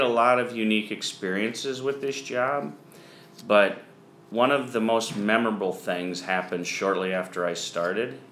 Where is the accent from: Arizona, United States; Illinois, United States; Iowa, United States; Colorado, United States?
Iowa, United States; Donahue; I grew up in Iowa, a small town called Donahue